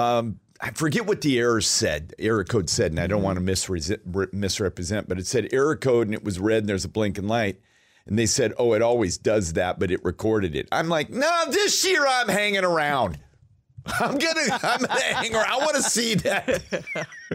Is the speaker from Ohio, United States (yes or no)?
no; Alaska, United States; moved away as an adult; also born or lived in Denver; I was from Alaska